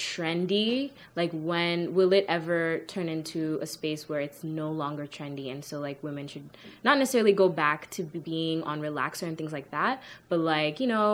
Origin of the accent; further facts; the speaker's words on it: Kenya; I'm from Kenya